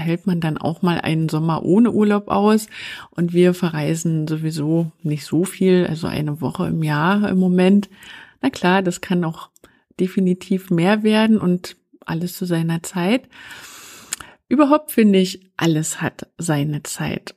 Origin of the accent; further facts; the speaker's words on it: East Germany, Germany; ich bin ein Kind der DDR